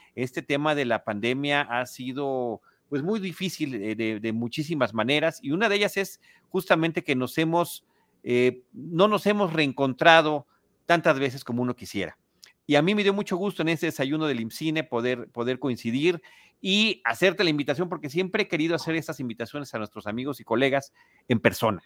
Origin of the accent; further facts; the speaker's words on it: Mexico City, Mexico; also born or lived in Portales Oriente, Mexico City; crecí en Plateros y crecí con toda esa eh, eh, espíritu callejero